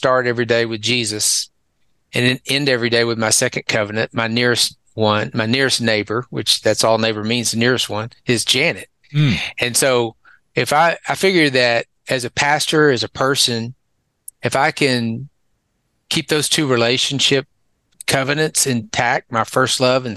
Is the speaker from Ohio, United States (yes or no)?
no; Dallas, Texas, United States; accent: southern; moved away as an adult; also born or lived in San Antonio, Texas / Northeast Tennessee / Conway, Arkansas; I grew up, I was born and raised in Texas, born in Dallas